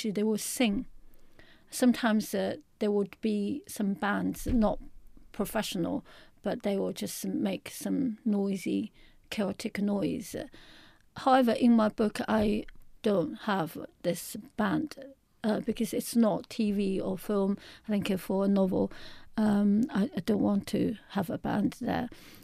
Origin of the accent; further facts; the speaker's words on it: Shanghai, China; I'm from Shanghai in a big city